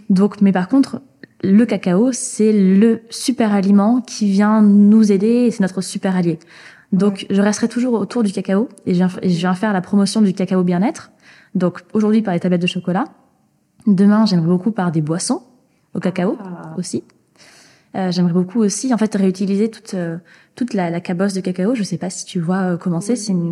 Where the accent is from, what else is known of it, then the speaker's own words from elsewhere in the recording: Nouvelle-Aquitaine, France; Moi, je viens du Pays Basque, mhm.